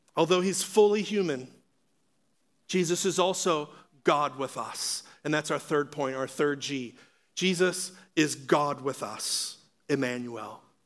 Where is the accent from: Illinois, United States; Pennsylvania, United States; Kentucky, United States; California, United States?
Pennsylvania, United States; Pittsburgh; I'm from Pittsburgh, where Franco Harris had the Immaculate Reception.